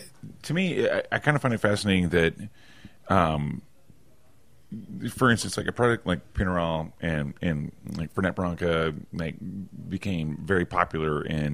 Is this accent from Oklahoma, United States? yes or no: yes; Oklahoma, United States; I'm from Oklahoma